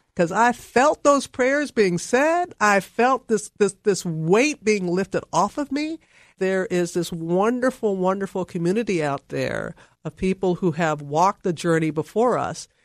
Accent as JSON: {"language": "English", "region": "Mississippi", "country": "United States", "tie": "born or raised there", "also_born_or_lived": "Alabama / Louisiana / Nashville / Atlanta", "moved": "as an adult", "said": "I was born in Alabama, reared in Mississippi, went to college in Louisiana"}